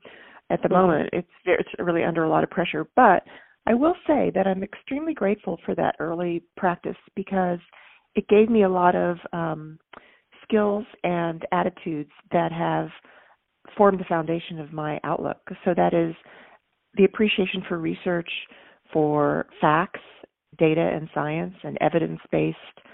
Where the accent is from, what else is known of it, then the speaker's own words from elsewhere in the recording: Texas, United States; I'm from Texas, and I was raised in a family with loving parents